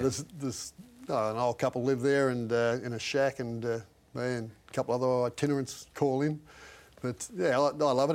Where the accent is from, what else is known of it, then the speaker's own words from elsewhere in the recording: Balranald, New South Wales, Australia; my hometown and Balranald